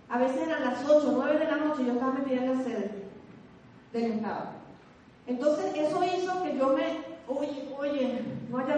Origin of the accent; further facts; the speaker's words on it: Venezuela; los venezolanos estamos en capacidad de dictar nuestros propios seminarios